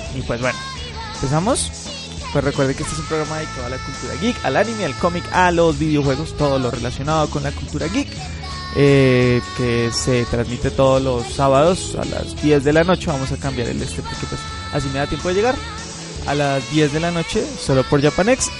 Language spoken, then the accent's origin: Spanish; Colombia